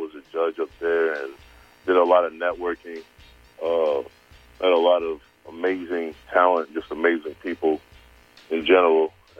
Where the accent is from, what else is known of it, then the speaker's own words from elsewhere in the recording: York, Pennsylvania, United States; I'm not from the city. I'm from York, Pennsylvania.